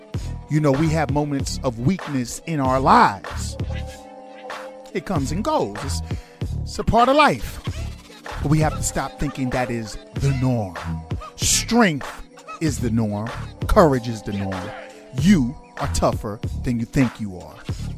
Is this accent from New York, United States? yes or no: yes; New York City, New York, United States; I'm a New Yorker, man. We eat piping hot pizza out the oven.